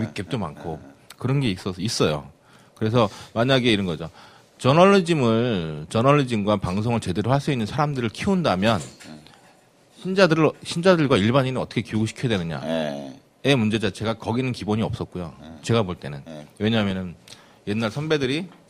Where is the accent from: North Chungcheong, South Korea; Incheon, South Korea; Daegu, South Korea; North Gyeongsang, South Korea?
Incheon, South Korea; 제가 고향이 인천 주안이거든요